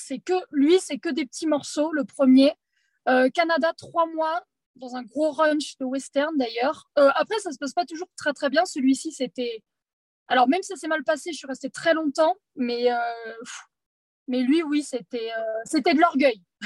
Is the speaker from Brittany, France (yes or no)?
no; Poitiers, Nouvelle-Aquitaine, France; je suis de Poitiers